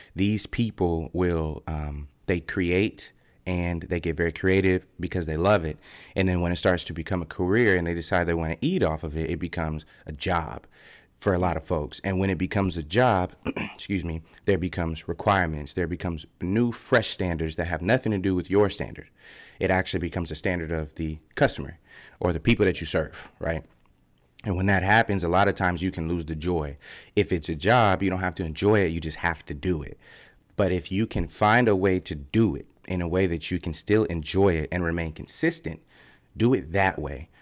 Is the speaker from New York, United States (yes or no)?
no; Fort Collins, Colorado, United States; moved away as an adult; I got to Colorado when I was about eight or nine, and I was born actually in Fort Collins